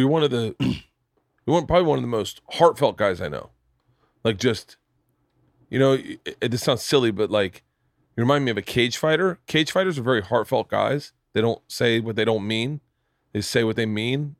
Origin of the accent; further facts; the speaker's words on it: Florida, United States; I'm from Florida.